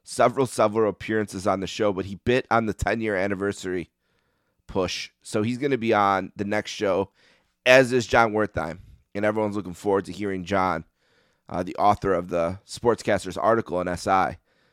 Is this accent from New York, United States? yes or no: yes; Buffalo, New York, United States; growing up in Buffalo